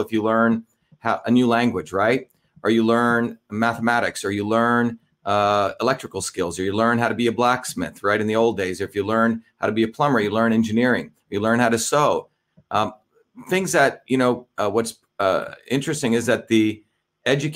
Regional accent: New Jersey, United States; also born or lived in India; the same values that I learned from working class neighborhoods when I grew up in Jersey.

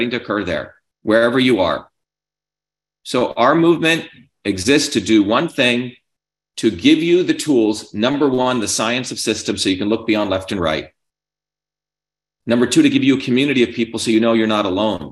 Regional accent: New Jersey, United States; I grew up in New Jersey where you didn't take shit from anyone in the 70s and 80s

